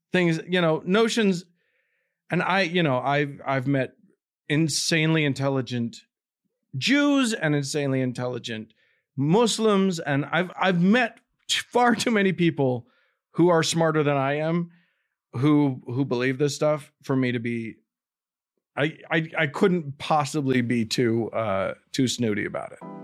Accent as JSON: {"language": "English", "town": "Salt Lake City", "region": "Utah", "country": "United States", "tie": "born or raised there", "said": "I grew up in Salt Lake City, which is kind of the epicenter of Mormonism."}